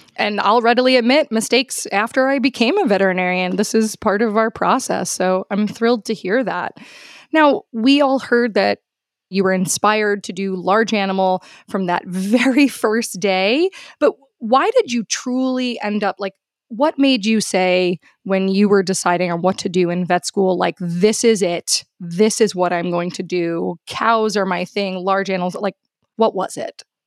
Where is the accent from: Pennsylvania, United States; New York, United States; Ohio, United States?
New York, United States; New York City; I am from Queens in New York City